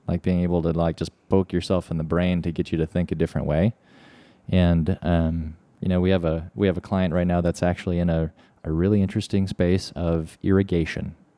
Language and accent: English; Midwest, United States; we're from the Midwest